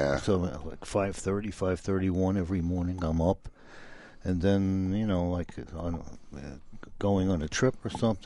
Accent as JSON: {"language": "English", "town": "New York City", "region": "New York", "country": "United States", "said": "I'm from Brooklyn."}